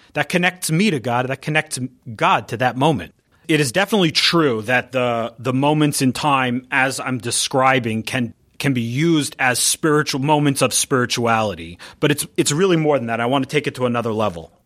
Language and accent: English; San Diego, California, United States; moved away; I grew up in San Diego, so I grew up out there.